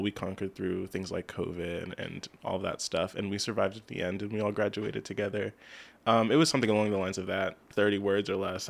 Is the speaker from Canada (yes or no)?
no; Lebanon, United States; also born or lived in Lancaster; I was born in Lancaster, but I've, I've lived here my whole life in Lebanon